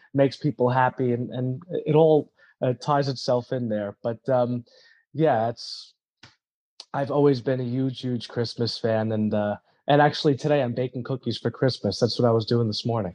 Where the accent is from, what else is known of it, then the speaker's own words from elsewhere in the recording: New York, United States; moved away as an adult; now in Florida, United States; I grew up in New York in a big, big Italian family